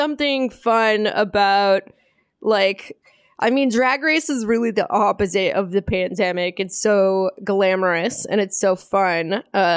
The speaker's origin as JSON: {"language": "English", "town": "Los Angeles", "region": "California", "country": "United States", "tie": "born or raised there", "said": "I grew up in Los Angeles"}